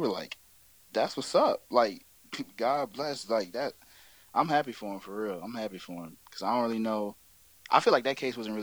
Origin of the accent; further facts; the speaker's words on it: Virginia Beach, Virginia, United States; also born or lived in Maryland; I hail from Virginia Beach, Virginia. Was originally born in Maryland, around Lexington County area, but moved to Virginia Beach when I was like 3. So okay. That's home